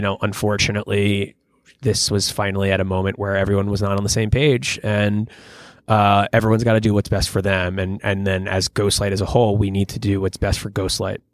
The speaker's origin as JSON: {"language": "English", "area": "Long Island", "region": "New York", "country": "United States", "tie": "born or raised there", "also_born_or_lived": "Philadelphia", "moved": "yes", "said": "I grew up on Long Island and only about an hour from New York City."}